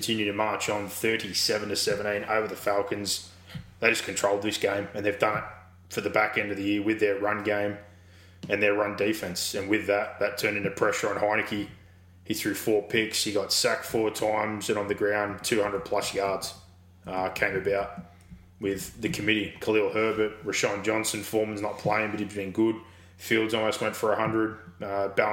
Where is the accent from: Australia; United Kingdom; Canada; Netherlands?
Australia; Being Australian, we are full-time referees